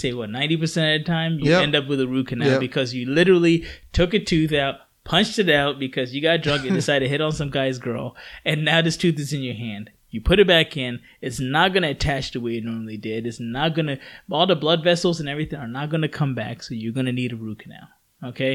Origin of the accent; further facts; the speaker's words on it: Philadelphia, Pennsylvania, United States; moved away; I came from Philly area.